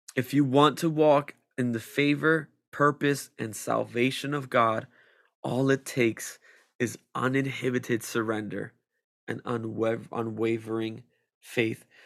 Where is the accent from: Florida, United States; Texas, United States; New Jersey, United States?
New Jersey, United States; Vineland; also born or lived in Millville, New Jersey; I'm from, uh, Cumberland County. I grew up in Vineland and Millville all my life